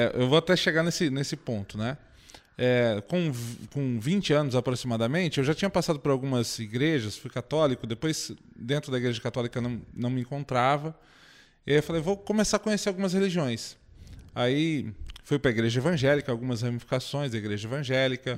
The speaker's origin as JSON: {"language": "Portuguese", "town": "Indaiatuba", "region": "São Paulo", "country": "Brazil", "said": "eu sou de Indaiatuba, volto para lá"}